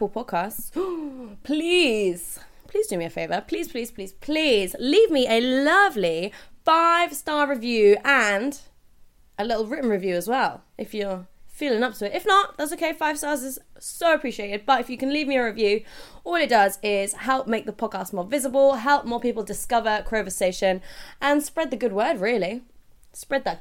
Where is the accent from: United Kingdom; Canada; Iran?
United Kingdom; I'm British